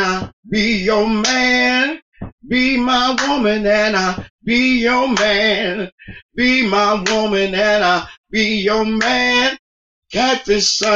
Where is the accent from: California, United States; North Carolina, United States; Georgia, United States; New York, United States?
New York, United States; New York City; From Sugar Hill, Harlem. But my background is Mississippi and South Carolina, Norfolk, Virginia